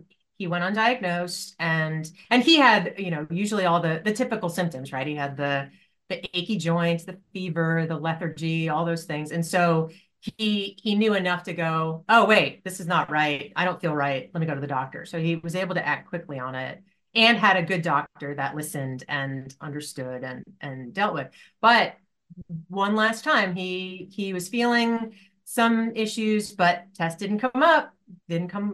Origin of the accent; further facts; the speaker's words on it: Poughkeepsie, New York, United States; I grew up in upstate New York. I'm from Poughkeepsie